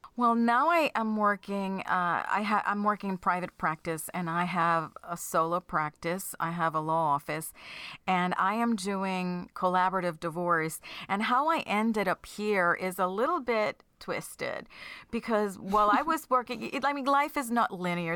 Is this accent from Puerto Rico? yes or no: yes; Puerto Rico; now in New Jersey, United States; I am from Puerto Rico, so it's not like I had much family, um, in the mainland